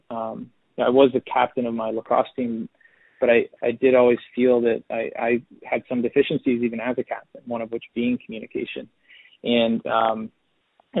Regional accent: New Jersey, United States; I'm from New Jersey

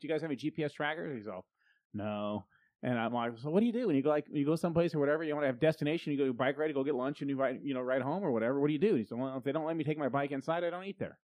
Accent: United States; as an American

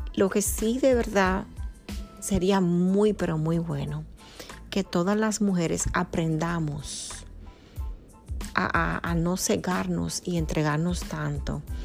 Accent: Dominican Republic; nacida en República Dominicana, mi país natal

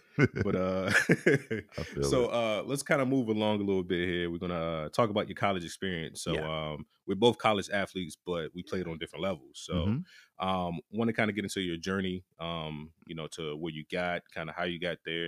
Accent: Hampton, Virginia, United States; I'm from Virginia, same place as AI

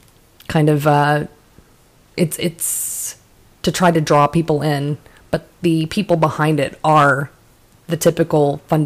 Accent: Richardson, Texas, United States; moved away; Richardson, that's where I lived when when my family lived. That's the suburbs, basically.

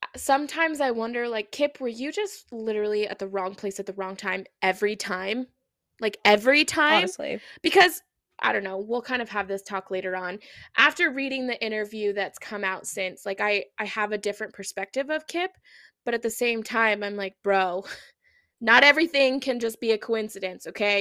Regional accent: Oregon, United States; growing up in Oregon

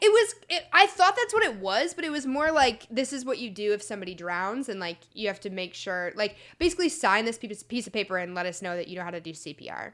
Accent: Chicago, Illinois, United States; also born or lived in Indiana; now in Los Angeles, United States; I'm from Chicago originally. I'm going to school in Indiana.

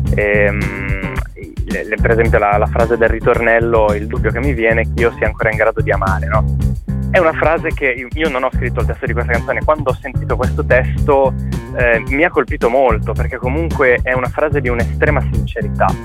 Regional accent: Liguria, Italy; noi che siamo liguri, ci sentiamo molto legati a questa terra

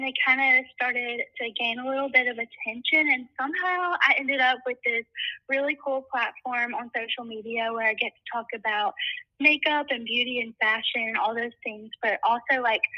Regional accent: South Mississippi, United States; I'm from South Mississippi.

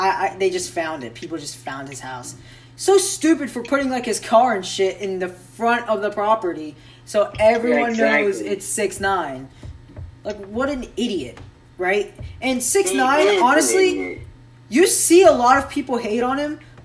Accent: North Carolina, United States; we are from North Carolina.

